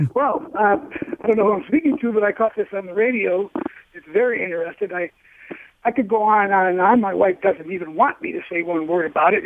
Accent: Livonia, Michigan, United States; now in Ann Arbor, United States; I grew up in Livonia

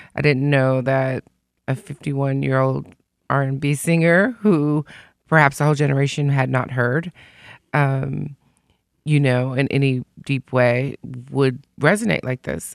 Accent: Detroit, Michigan, United States; because I'm from Detroit, and Detroit and Chicago aren't like L A and New York

